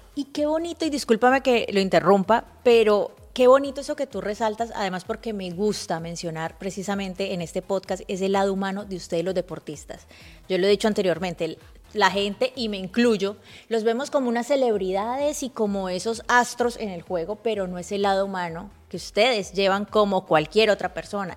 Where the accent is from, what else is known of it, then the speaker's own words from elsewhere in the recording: Colombia; now in Miami, United States; yo soy colombiana